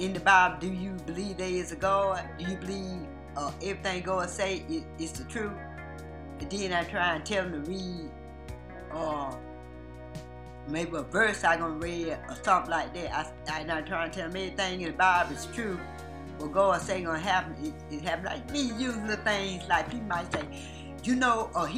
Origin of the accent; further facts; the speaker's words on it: Macon, Georgia, United States; Right here in Macon. I was born and raised right here in Macon